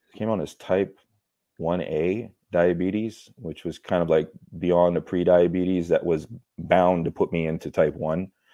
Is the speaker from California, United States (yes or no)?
yes; California, United States; Born and raised in California.